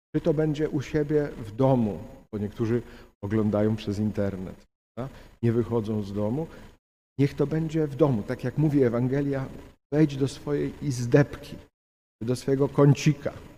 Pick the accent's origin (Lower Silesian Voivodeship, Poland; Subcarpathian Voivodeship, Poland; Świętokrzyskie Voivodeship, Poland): Świętokrzyskie Voivodeship, Poland; Ostrowiec Świętokrzyski; ja pochodzę z Ostrowca Świętokrzyskiego